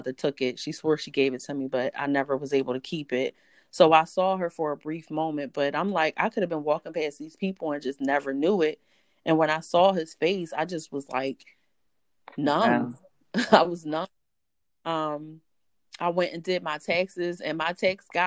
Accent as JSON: {"language": "English", "town": "Philadelphia", "region": "Pennsylvania", "country": "United States", "tie": "born or raised there", "said": "born and raised in Philadelphia"}